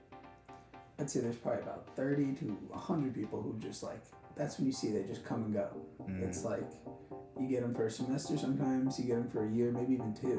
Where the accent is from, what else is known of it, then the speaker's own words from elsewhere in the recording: Port Washington, New York, United States; I'm from Long Island.